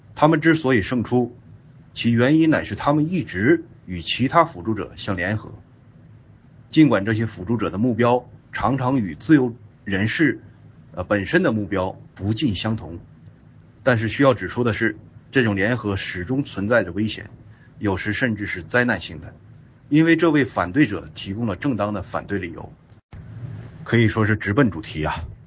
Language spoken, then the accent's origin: Chinese; China; 我们中国人